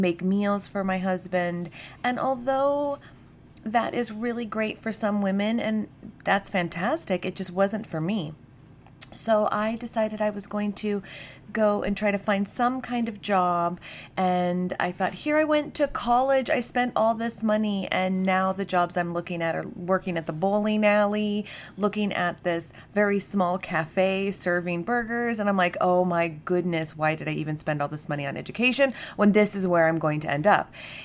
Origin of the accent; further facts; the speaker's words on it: United States; moved away as an adult; also born or lived in Germany; I came from the States